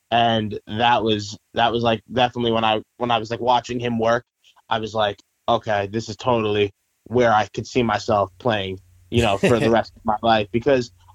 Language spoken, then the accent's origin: English; Long Island, New York, United States; we're from Long Island, New York